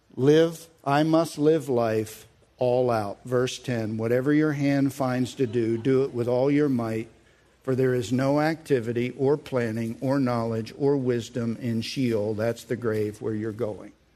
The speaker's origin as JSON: {"language": "English", "country": "United States", "said": "I'm an American"}